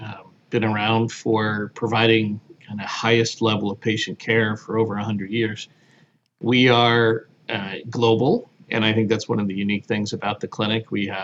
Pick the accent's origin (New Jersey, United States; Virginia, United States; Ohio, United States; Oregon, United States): New Jersey, United States; also born or lived in Connecticut / Louisiana / Pennsylvania; lived in Connecticut and then Louisiana, and then settled in New Jersey and spent most of my time growing up in New Jersey, Pennsylvania area.